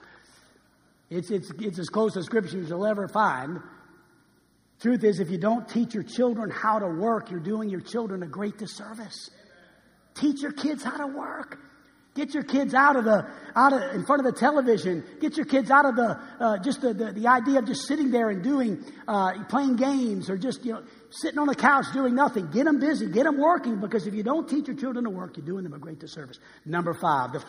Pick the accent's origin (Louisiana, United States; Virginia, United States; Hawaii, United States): Louisiana, United States; New Orleans; I was born and raised in New Orleans, Louisiana